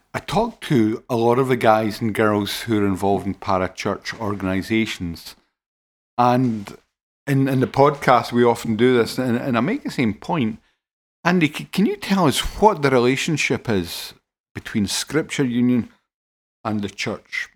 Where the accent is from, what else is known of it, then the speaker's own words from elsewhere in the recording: Paisley, Scotland, United Kingdom; I'm from Paisley